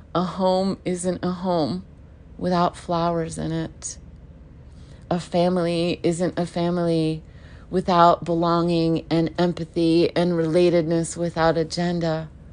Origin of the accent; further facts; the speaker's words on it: United States; I was born in America